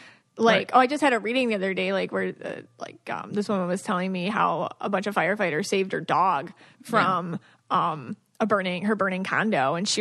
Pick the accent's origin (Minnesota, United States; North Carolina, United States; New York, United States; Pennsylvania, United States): New York, United States; Buffalo; I'm also from Buffalo